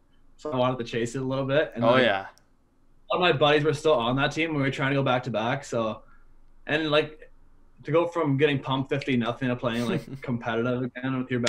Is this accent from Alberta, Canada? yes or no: no; Delhi, Ontario, Canada; I'm from Delhi